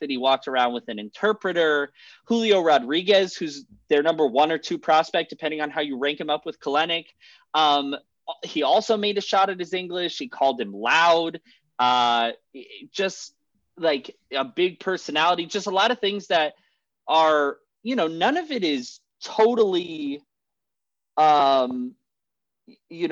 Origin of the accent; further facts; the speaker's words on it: Arizona, United States; the exact same place that I grew up in Arizona